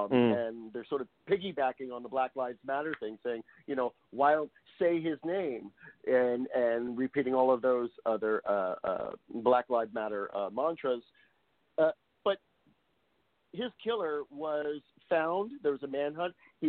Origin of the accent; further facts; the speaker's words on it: California, United States; I live in California, so they're just trying to screw with me because I'm a Californian.